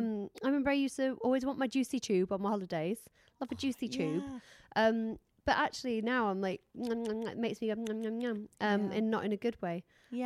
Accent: Yorkshire and the Humber, United Kingdom; I am from Yorkshire.

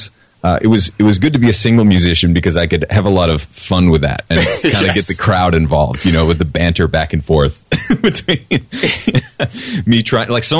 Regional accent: New Hampshire, United States; I'm from New Hampshire

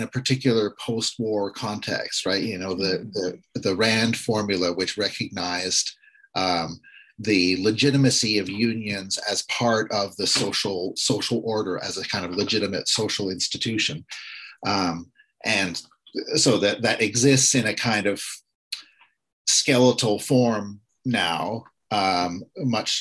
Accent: Ottawa, Ontario, Canada; growing up in Ottawa in the 70s

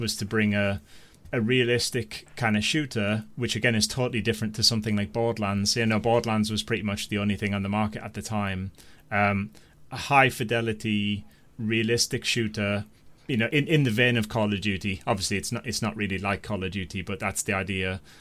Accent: North East England, United Kingdom; I'm from the Northeast

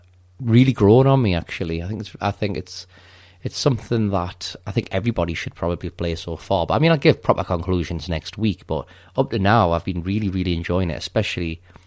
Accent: United Kingdom; We're British. No, sorry, I'm British, I'm evil.

